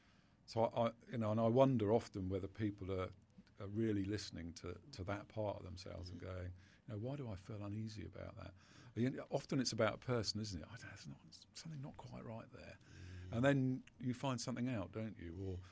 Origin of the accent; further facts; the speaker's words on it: United Kingdom; But we're very British about it, aren't we?